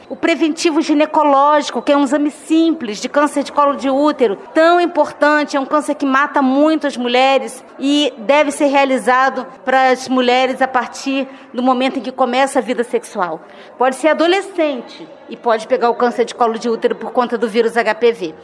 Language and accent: Portuguese; Rio de Janeiro, Brazil; moved away as an adult; eu sou do Rio de Janeiro, eu, eu acabei chegando aqui já vai fazer um ano